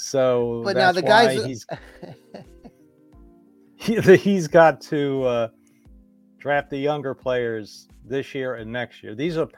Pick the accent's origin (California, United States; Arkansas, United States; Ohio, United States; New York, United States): Ohio, United States; Cleveland; now in Nashville, United States; I'm from Cleveland. I can say Eastern European names like Zdruna Soglauskas.